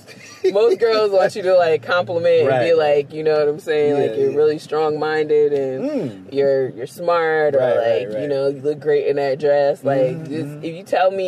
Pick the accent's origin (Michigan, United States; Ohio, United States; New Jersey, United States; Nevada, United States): New Jersey, United States; I grew up in New Jersey.